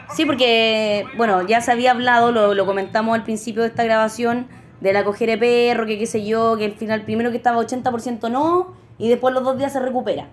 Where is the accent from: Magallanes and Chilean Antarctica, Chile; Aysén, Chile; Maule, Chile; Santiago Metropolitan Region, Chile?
Maule, Chile; Talca; somos de Talca